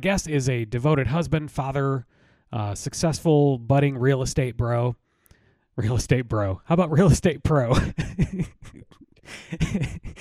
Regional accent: Michigan, United States; moved away as an adult; now in Atlanta, United States; I grew up in Michigan, but, you know, I've lived in Atlanta, in the Atlanta area for getting close to 30 years

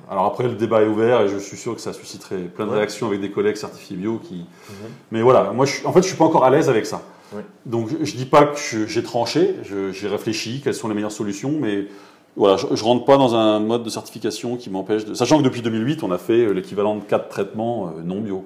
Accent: Montlouis-sur-Loire, Centre-Val de Loire, France; moved away as an adult; now in Beaune, France; je suis originaire du Val-de-Loire, de Montlouis-sur-Loire, pour être précis

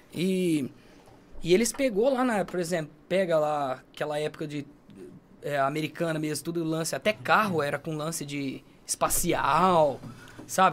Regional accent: Brazil; accent: caipira; E meu sotaque é caipira demais

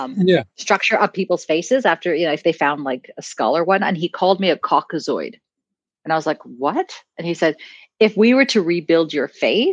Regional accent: South Africa; back then South Africa was going through the apartheid and you know, you talked about, oh, I'm South African, and people quite didn't understand

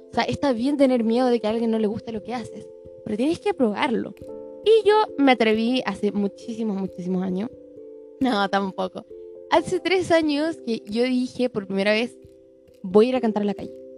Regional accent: Chile; Chile, que es el país donde vivo y de donde soy

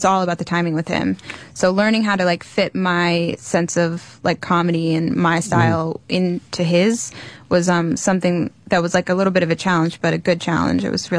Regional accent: Wilmington, Delaware, United States; moved away; also born or lived in New York; I grew up in Wilmington, Delaware.

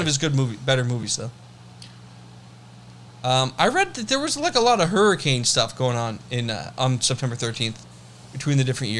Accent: United States; I'm not English. I'm American.

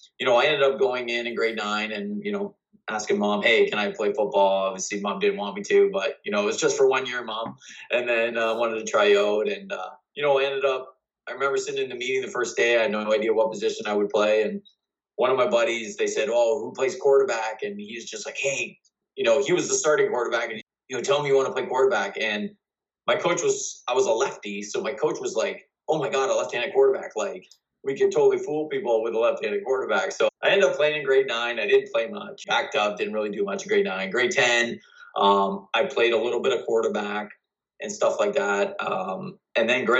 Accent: Amherstburg, Ontario, Canada; I'm from Amherstburg, Ontario

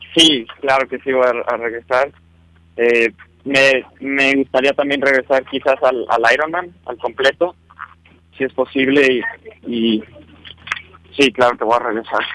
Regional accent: León, Guanajuato, Mexico; yo soy, vengo de León, Guanajuato. Eh, ahí llevo viviendo toda mi vida

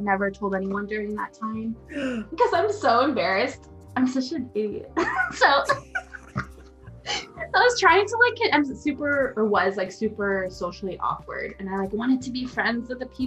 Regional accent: Portland, United States; now in Southwest Washington, United States; I'm from Portland. I live in Southwest Washington.

